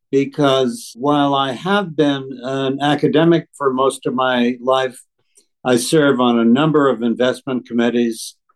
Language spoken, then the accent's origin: English; Boston, Massachusetts, United States; I grew up in Boston